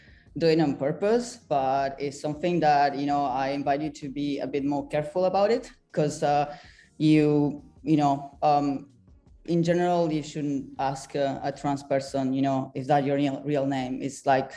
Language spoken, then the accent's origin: English; Argentina; moved away as an adult; also born or lived in France / Rome, Italy; now in London, United Kingdom; I was born and raised in Argentina, but I've been in Europe for half of my life, pretty much